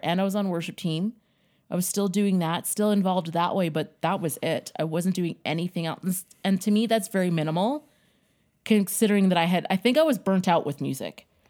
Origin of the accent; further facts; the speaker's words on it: Yellowknife, Northwest Territories, Canada; also born or lived in Winnipeg, Manitoba; I was born in Winnipeg, Manitoba, and then my parents decided to move from Winnipeg to Yellowknife.